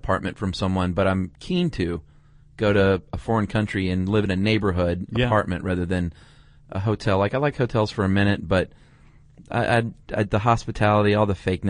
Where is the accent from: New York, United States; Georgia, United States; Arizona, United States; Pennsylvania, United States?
Georgia, United States; Atlanta; the charms of my hometown, because there are many charms in Atlanta.